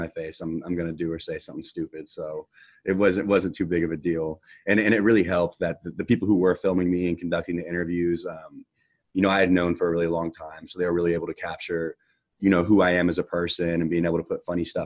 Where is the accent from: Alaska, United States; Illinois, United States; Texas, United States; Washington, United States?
Texas, United States; Houston; born or raised there